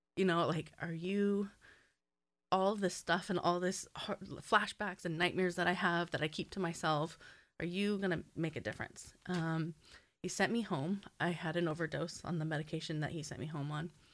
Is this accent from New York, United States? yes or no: no; Southern California, United States; I grew up in Southern California